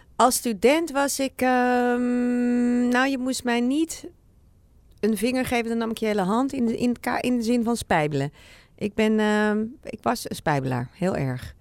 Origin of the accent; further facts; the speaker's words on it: Amsterdam, North Holland, Netherlands; ik kom uit Amsterdam